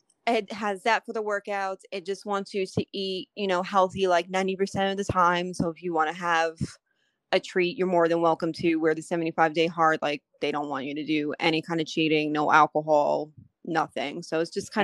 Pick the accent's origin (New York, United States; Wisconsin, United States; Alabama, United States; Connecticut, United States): New York, United States; moved away as an adult; now in North Carolina, United States; I'm from New York. So we got married in New York and then we moved down here to North Carolina where we're at now